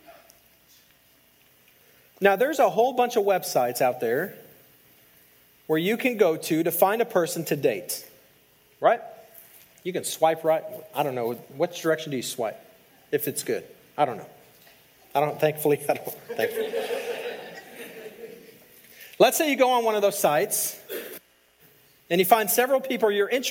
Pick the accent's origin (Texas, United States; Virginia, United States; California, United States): Texas, United States; El Paso; I grew up in El Paso